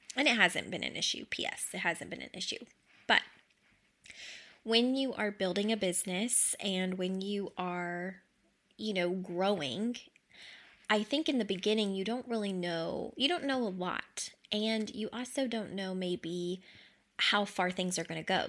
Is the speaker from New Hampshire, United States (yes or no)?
no; Kentucky, United States; I grew up in Kentucky, like, lower to, to middle class